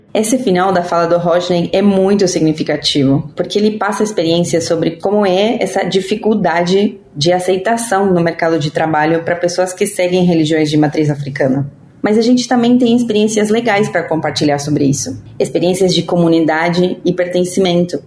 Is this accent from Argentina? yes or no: yes; Argentina; eu sou argentina